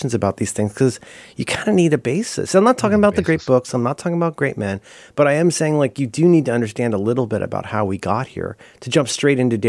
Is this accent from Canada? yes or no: no; Florida, United States; also born or lived in Ohio; I am from Florida. I went to college in Florida. My decisions reflect being raised in Ohio and Florida